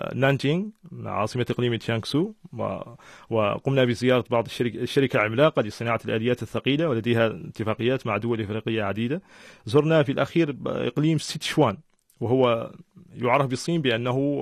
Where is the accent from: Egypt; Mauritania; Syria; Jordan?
Mauritania; أنا أول موريتاني